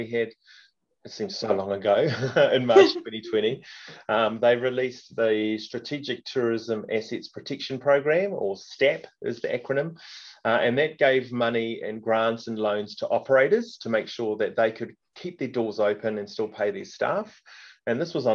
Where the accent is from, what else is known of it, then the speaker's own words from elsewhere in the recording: Northland, New Zealand; moved away as an adult; also born or lived in Waikato; now in Hamilton, New Zealand; I'm originally from Northland, Te Tai Tokoro